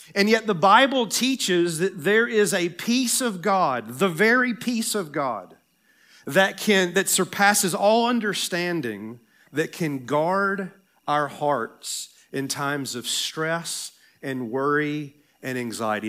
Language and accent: English; Tennessee, United States; accent: Southern; moved away; Tennessee, my home state